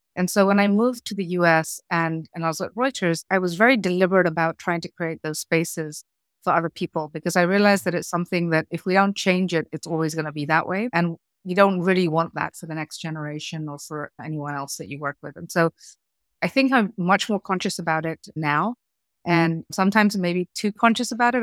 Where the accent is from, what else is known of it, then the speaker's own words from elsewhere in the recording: Kenya; moved away as an adult; also born or lived in United Kingdom / South Africa / United States; I grew up in Kenya, third generation Indian immigrant into Kenya